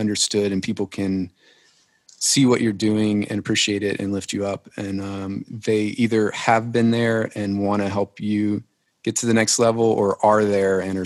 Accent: Lafayette, Louisiana, United States; now in Nashville, United States; I'm from Lafayette, Louisiana originally

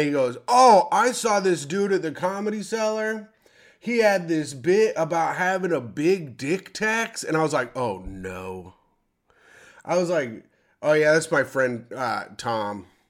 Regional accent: South Africa; I'm South African

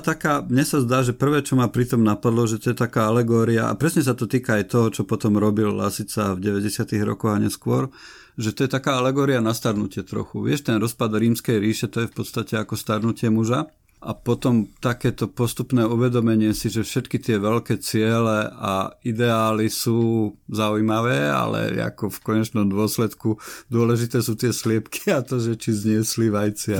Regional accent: Nová Dubnica, Trenčín Region, Slovakia; keď som vyrastal v Novej Dubnici v paneláku na 7. poschodí

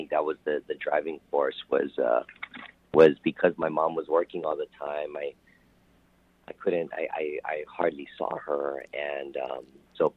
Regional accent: Hawaii, United States; I was born and raised in Hawaii, so, the way that I was taught to say it is ukulele

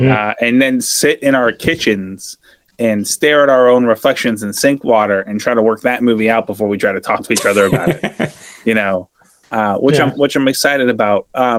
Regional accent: Australia; I'm Australian.

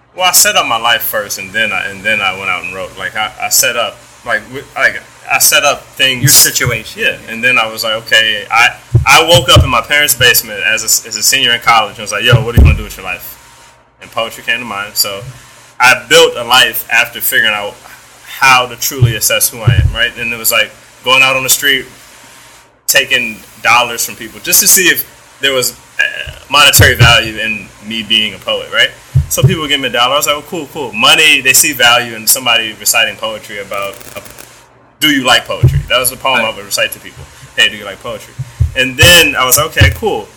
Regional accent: United States; being American and being brought up in this economy

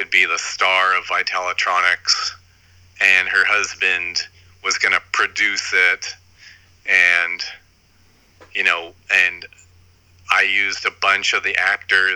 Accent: Huntington Beach, California, United States; I grew up in Huntington Beach

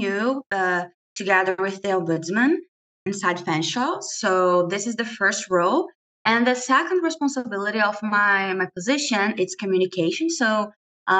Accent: Brazil; moved away as an adult; now in London, Canada; I'm an international student from Brazil, and I've been here in London since August last year

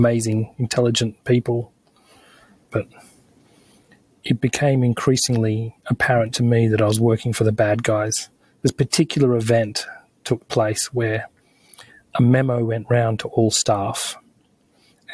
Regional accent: Australia; moved away as an adult; now in Glasgow, United Kingdom; You hear from my voice that I'm Australian, and I've only been living in Scotland for 4 years

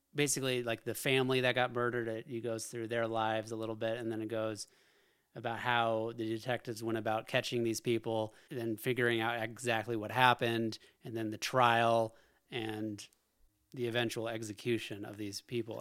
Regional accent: Alaska, United States; I grew up in Alaska.

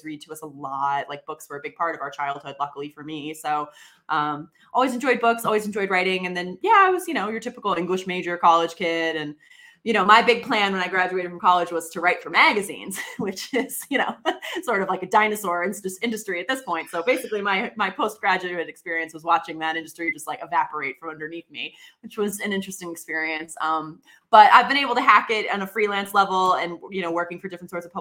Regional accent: Boston, Massachusetts, United States; I grew up in the Boston area

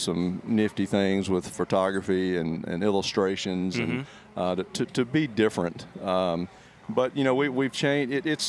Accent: Alabama, United States; So I'm from South Alabama, and grew up in the hunting world

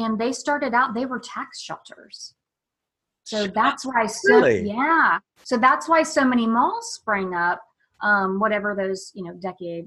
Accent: rural Indiana, United States; now in Raleigh, United States; I grew up in rural Indiana

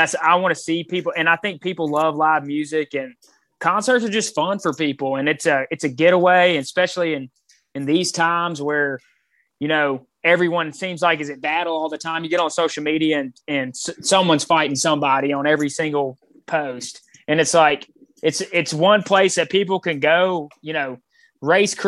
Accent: Mobile, Alabama, United States; moved away as an adult; I grew up in Mobile

